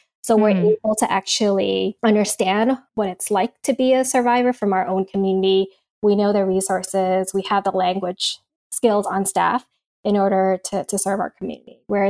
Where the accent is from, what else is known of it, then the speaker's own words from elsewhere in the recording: East Coast, United States; now in California, United States; because one of the things about growing up on the East Coast that's very different from out here in California is